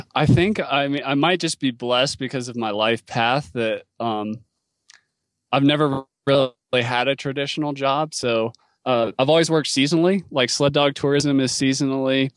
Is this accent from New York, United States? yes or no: no; North Carolina, United States; moved away as an adult; also born or lived in Alaska / Western US; I grew up in North Carolina where it doesn't snow that much